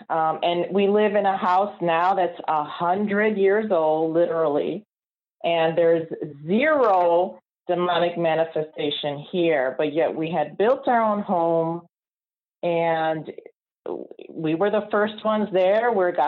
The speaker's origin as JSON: {"language": "English", "town": "Chicago", "region": "Illinois", "country": "United States", "said": "from Chicago."}